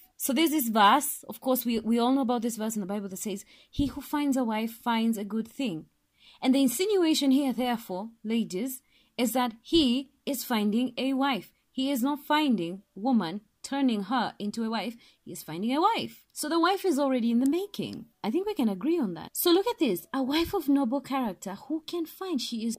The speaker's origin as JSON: {"language": "English", "country": "Kenya", "said": "Well, I'm Kenyan, so I'm going to call it Nabal."}